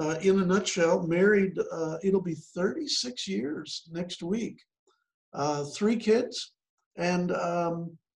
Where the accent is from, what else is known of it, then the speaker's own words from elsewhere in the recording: Chicago, Illinois, United States; moved away as an adult; also born or lived in central Kentucky; now in Kentucky, United States; I grew up in the Chicago area, but ended up in central Kentucky.